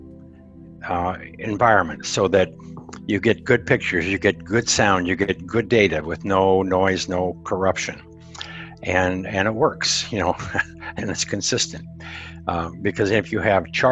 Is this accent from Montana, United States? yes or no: yes; Montana, United States; I'm a cowboy from Montana that I'm 76, going on 76, and I spent 30 years in the communications industry.